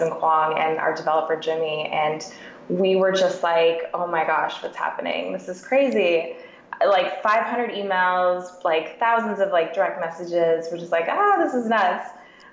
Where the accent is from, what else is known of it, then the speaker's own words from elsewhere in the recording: Canada; moved away as an adult; also born or lived in Ontario / Vancouver, BC; now in Seattle, United States; I'm actually a Canadian living in Seattle with my husband